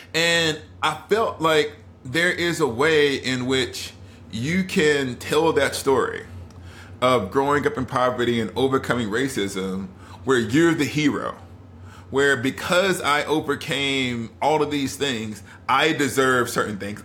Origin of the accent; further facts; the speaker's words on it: Alabama, United States; I grew up in Alabama, a child of the civil rights movement